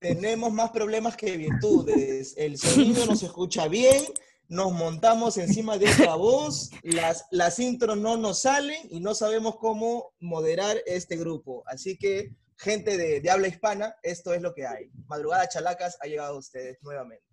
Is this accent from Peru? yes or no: yes; Bellavista, Callao, Peru; también de Bellavista, tengo 28 años